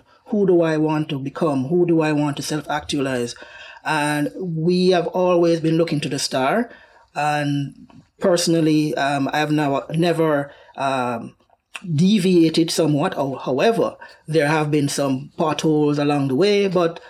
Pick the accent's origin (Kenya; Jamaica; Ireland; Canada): Jamaica; Well, so where do I start? The beauty of my upbringing, where my journey started, is that we had the opportunity to aspire to greatness. We have a rich culture of achievement. We have international reggae ambassadors.